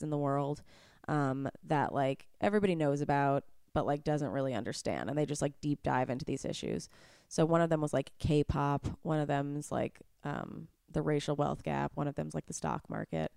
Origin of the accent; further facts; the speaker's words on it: New York, United States; I grew up in New York